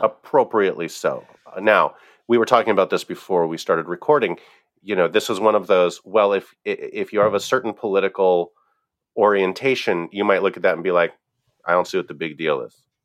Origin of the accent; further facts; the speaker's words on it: Pennsylvania, United States; my home state of Pennsylvania